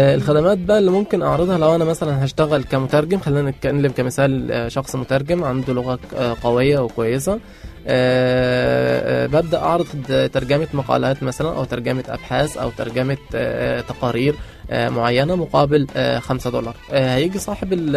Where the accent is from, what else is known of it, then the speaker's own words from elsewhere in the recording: Egypt; عندنا في مصر